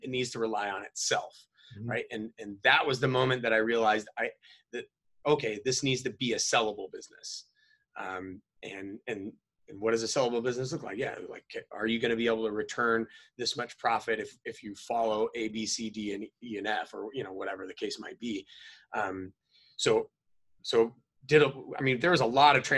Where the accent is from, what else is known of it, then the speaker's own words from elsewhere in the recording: North Idaho, United States; moved away as an adult; also born or lived in San Diego; I was a hillbilly, you know, like born and raised in North Idaho, rural